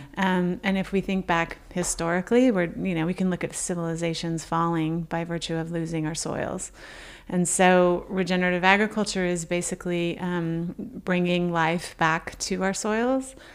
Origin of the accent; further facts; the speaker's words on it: Oklahoma, United States; moved away; a trait of being an, an Okie